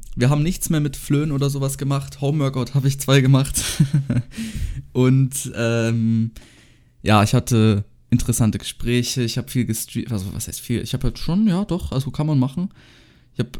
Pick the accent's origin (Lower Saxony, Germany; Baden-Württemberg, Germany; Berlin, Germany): Baden-Württemberg, Germany; bei uns in Baden-Württemberg